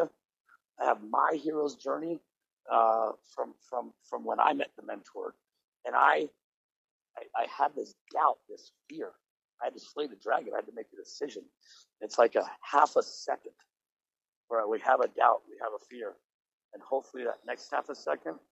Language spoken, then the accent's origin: English; Boulder, Colorado, United States; I'm from Boulder, Colorado.